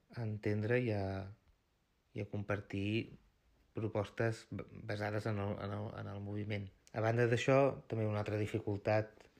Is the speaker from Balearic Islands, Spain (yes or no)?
no; Osona, Catalonia, Spain; Jo sóc d'Osona, sóc d'un petit poble, a prop de la, de la Garrotxa